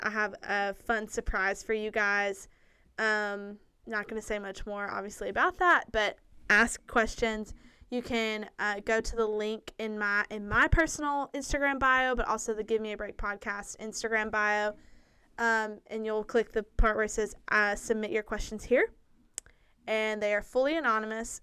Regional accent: Lawrenceburg, United States; I grew up there. That is my hometown

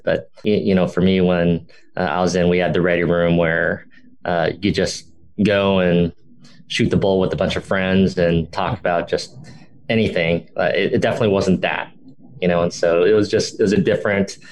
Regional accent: Los Angeles, California, United States; moved away as an adult; also born or lived in Boston; growing up in Dodger Town

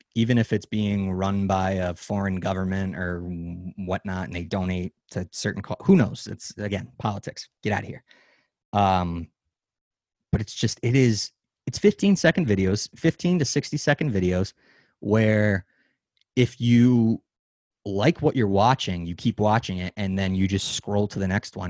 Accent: United States; we as an American society

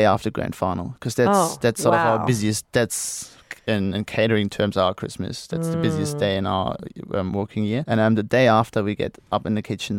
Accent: Germany; English is a second language; I was born in Germany.

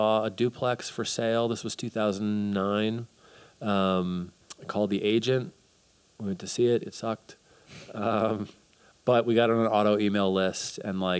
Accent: West Chester, Pennsylvania, United States; I'm from Westchester, so just outside of Philly

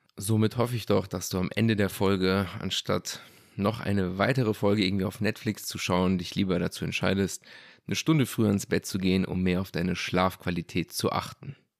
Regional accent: Germany; bei uns in Deutschland

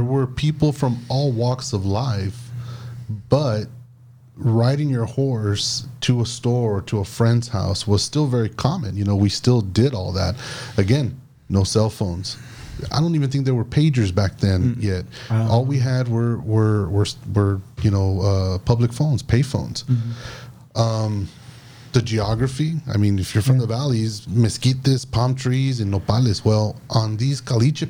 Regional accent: Alton, Texas, United States; growing up in the Alton vicinity, we had Juniors, which is still there now, on the 5 mile line in Conway

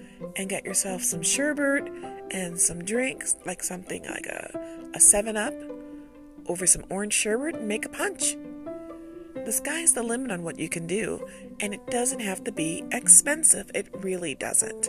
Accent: United States; I'm an American

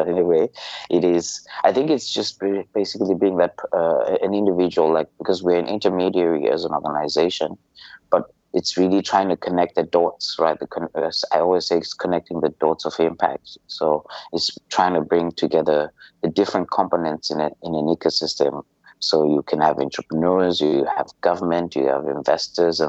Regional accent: Zimbabwe; moved away as an adult; now in Malaysia; I'm from Zimbabwe, and I've been in Malaysia for the last 10 years

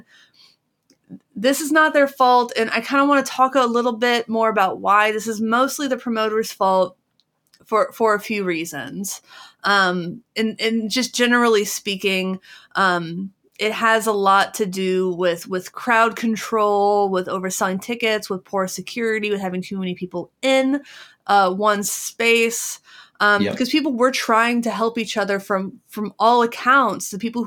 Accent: Cincinnati, Ohio, United States; I'm from Cincinnati

